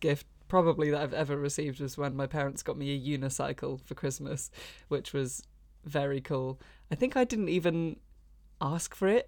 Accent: Brighton, South East England, United Kingdom; I grew up in Brighton

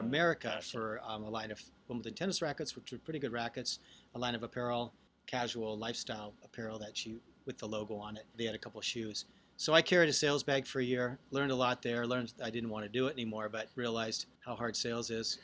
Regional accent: Seattle, Washington, United States; also born or lived in Baltimore / New York; now in Irvine, United States; I'm from Seattle

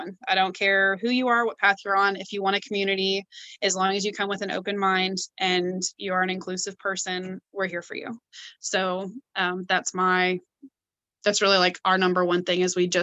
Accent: Clarksville, Tennessee, United States; I'm from Clarksville. I live here in Clarksville, Tennessee

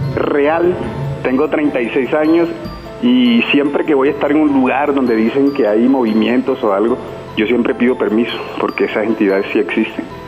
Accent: Ciénaga de Oro, Córdoba, Colombia; moved away as an adult; also born or lived in Montería; now in Bogotá, Colombia; Nos fuimos de Montería para un municipio que se llama Ciénaga de Oro, Córdoba, que yo soy oriundo de allá.

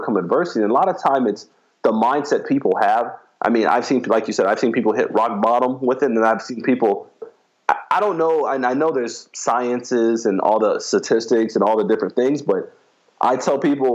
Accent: Miami, Florida, United States; I grew up in Miami, Florida, which is a big city, but it's a fast city

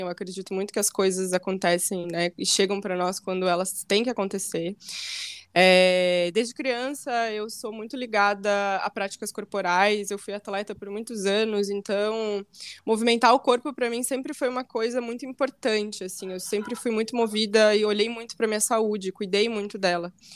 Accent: Santa Maria, Rio Grande do Sul, Brazil; moved away as an adult; now in Florianópolis, Brazil; nasci e fui criada em Santa Maria, então vivi praticamente minha vida inteira em Santa Maria.

